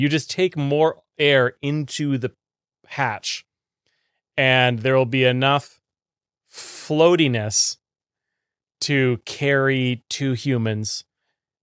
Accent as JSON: {"language": "English", "country": "Canada", "said": "being Canadian"}